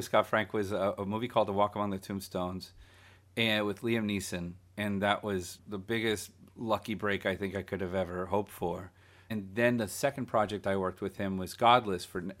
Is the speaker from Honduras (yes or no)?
no; Guatemala; growing up in Central America, I remember in Guatemala, you know, there was a Sunday show that played all afternoon.